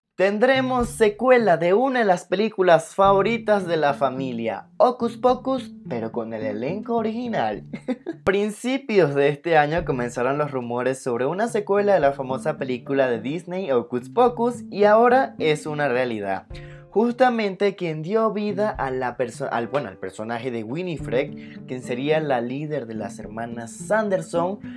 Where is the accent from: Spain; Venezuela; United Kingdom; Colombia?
Venezuela; now in Mexico City, Mexico; soy de Venezuela pero actualmente vivo en la Ciudad de México